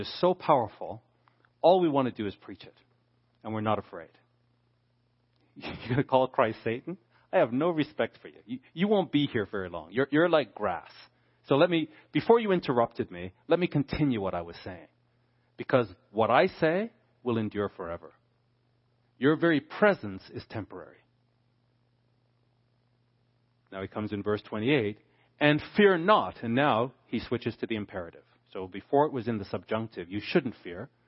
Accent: Canada; Being a Canadian

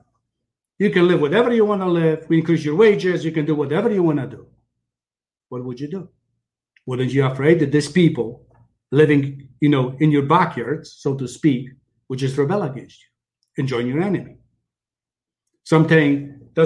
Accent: Poland; now in Canada; I came from Poland

